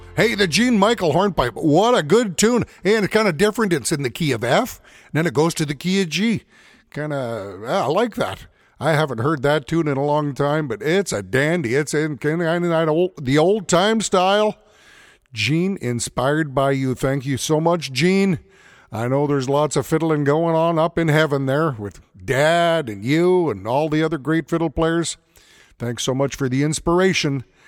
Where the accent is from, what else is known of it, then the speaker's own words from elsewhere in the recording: Edmonton, Alberta, Canada; also born or lived in Morinville, Alberta; being born and raised in the Edmonton area